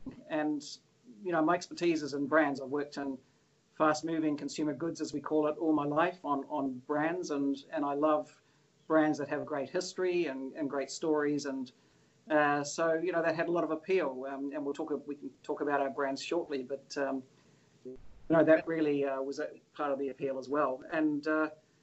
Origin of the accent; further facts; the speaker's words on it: Auckland, New Zealand; moved away as an adult; also born or lived in Australia; I'm proud to say I'm a Kiwi. I was born up here in Auckland and schooled and you know, spent a lot of my childhood in New Zealand